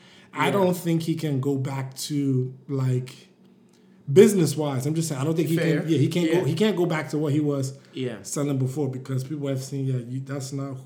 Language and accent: English; Nigeria; And I also felt like being Nigerian, just being African, and we could kind of joke about this, talk about this too.